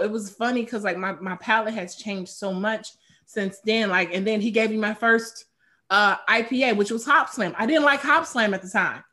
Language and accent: English; Chicago, Illinois, United States; I'm from Chicago